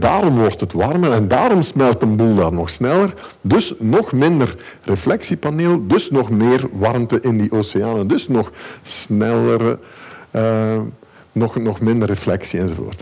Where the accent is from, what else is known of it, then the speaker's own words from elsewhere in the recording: Ghent, Flanders, Belgium; nu kom ik uit Gent. En in Gent is er heel weinig gevaar